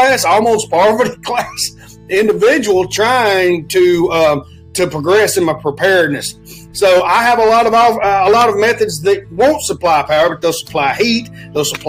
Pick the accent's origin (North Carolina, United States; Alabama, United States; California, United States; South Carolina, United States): Alabama, United States; I come from Alabama